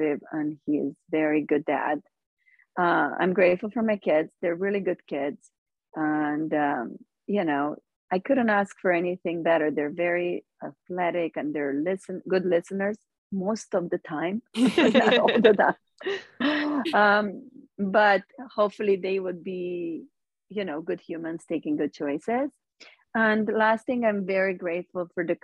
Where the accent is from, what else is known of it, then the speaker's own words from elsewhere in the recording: Romania; moved away as an adult; now in United States; I'm from Romania and I grew up with nothing.